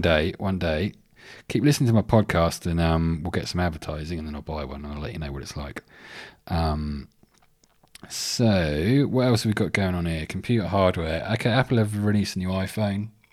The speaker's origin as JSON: {"language": "English", "region": "England", "country": "United Kingdom", "moved": "yes", "lives_now": "Sydney, Australia", "said": "I'm English"}